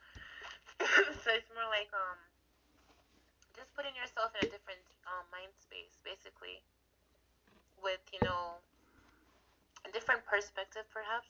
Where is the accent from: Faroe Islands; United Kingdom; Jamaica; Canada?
Jamaica; being a Jamaican boy, right? In Jamaica, let me tell you something about me. I didn't know anything about divination until the age of 20 years old. I'm 22 now.